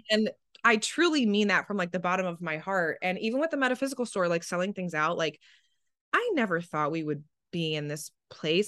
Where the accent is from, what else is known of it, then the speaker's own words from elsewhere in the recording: New Jersey, United States; I'm from New Jersey and it's a personality trait